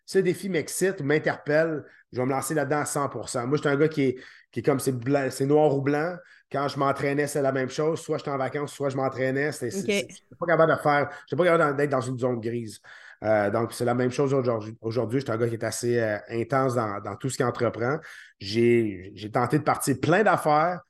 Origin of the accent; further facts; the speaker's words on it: Quebec, Canada; ici au Québec